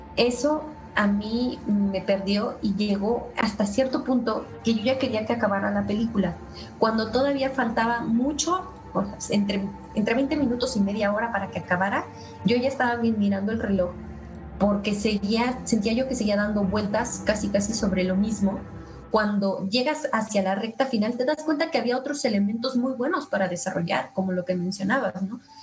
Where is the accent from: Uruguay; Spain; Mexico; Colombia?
Mexico; nosotros como mexicanos